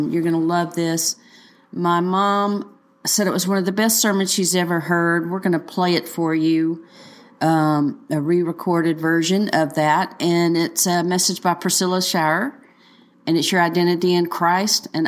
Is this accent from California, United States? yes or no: no; Missouri, United States; I'm from Missouri, so y'all leave me alone.